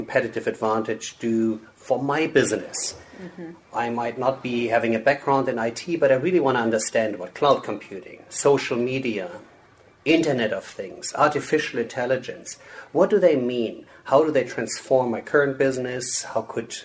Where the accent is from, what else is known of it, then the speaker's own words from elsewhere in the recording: Germany; moved away as an adult; now in United States; I'm born and raised in Germany, but I moved to the U.S. about, 20-something years ago.